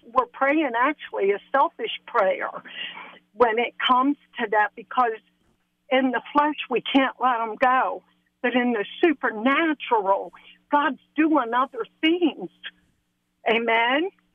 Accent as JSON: {"language": "English", "region": "Maryland", "country": "United States", "tie": "born or raised there", "moved": "as an adult", "lives_now": "Pennsylvania, United States", "said": "I grew up in Maryland"}